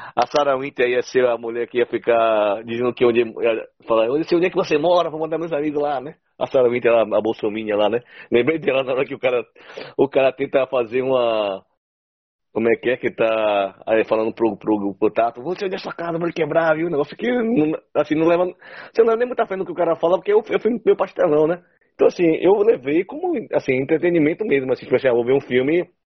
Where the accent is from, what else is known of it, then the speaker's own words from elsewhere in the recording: Brazil; nós somos brasileiros